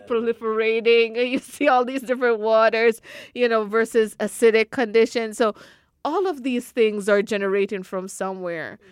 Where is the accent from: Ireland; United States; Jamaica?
Jamaica; moved away; growing up in Jamaica and having to live in such close proximity with the environment